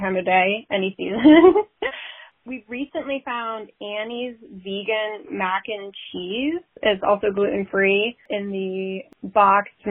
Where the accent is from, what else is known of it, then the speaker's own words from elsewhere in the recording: New England, United States; also born or lived in Columbus, Ohio; now in New Hampshire, United States; growing up in New England, I've always had great access to local, organic, sustainable farms in Connecticut, up here in New Hampshire especially